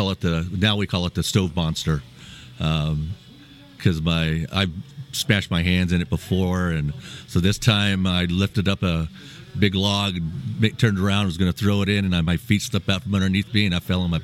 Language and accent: English; Bay Area, California, United States; also born or lived in Oklahoma; I was born in Oklahoma and left there when I was 2 and then moved. I grew up in the Bay Area, California. Graduated from Concord High